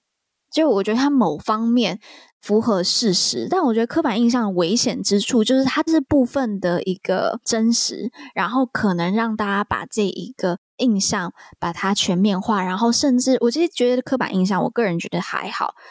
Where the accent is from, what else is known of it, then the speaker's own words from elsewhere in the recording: Taiwan; 因为身为台湾人